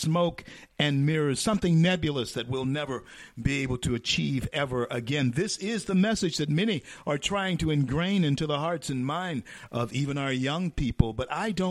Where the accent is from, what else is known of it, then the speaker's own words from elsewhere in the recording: Shreveport, Louisiana, United States; I grew up in Shreveport, Louisiana